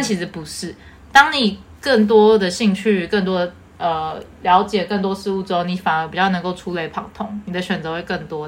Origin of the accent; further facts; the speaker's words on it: Taiwan; accent: Taiwanese Mandarin; 讲台湾国语